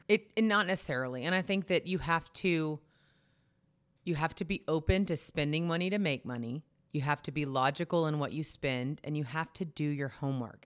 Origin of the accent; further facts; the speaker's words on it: Texas, United States; I grew up in Texas